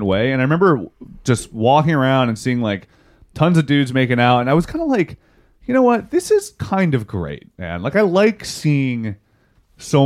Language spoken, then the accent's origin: English; West Virginia, United States; I'm from West Virginia